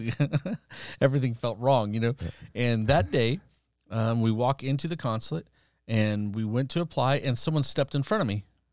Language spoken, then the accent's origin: English; Iran; born there; And I was born in Iran. My parents had been missionaries there before the revolution.